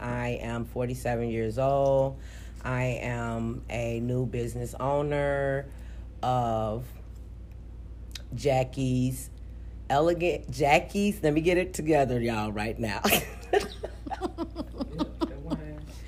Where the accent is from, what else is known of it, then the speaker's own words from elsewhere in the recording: East St. Louis, Illinois, United States; now in Minneapolis, United States; I was born in St. Louis, Missouri, but I was raised in East St. Louis, Missouri. I now reside in Minneapolis, Minnesota